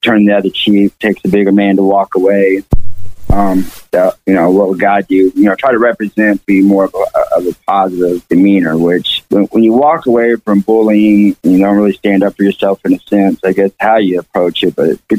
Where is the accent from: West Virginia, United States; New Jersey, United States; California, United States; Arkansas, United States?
Arkansas, United States; Fayetteville; born there; I was born in Fayetteville, Arkansas.